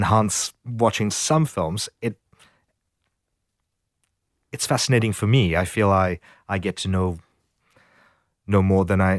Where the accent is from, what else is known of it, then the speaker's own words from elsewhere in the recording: South Africa; growing up in South Africa, the idea that individuals are formed very much by politics and their history